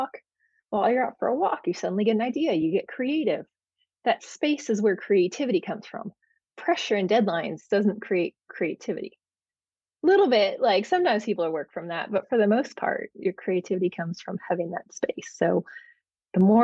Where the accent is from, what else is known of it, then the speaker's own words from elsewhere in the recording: Bay Area of California, United States; moved away as an adult; now in Oregon, United States; I was from the Bay Area of California, so very tech heavy